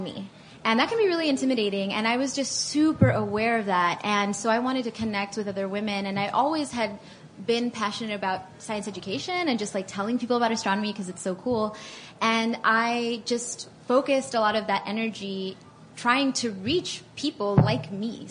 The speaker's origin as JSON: {"language": "English", "town": "Miami", "region": "Florida", "country": "United States", "tie": "born or raised there", "also_born_or_lived": "Atlanta", "moved": "as an adult", "said": "I grew up in Miami, so a lot of Hispanic people"}